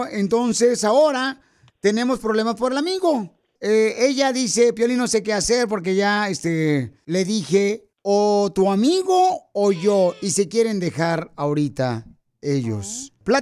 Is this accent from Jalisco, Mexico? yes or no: no; Monterrey, Nuevo León, Mexico; now in Chicago, United States; Porque acá venimos de Monterrey, Estados Unidos, papuchón.